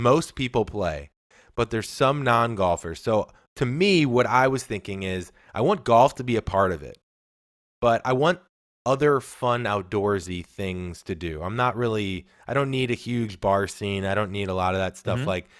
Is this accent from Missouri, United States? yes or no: yes; St. Louis, Missouri, United States; And I'm from St. Louis.